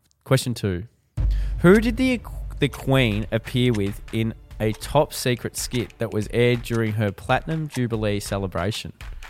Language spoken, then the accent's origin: English; Ballarat, Victoria, Australia; moved away; Well, Josh, we're from Ballarat originally.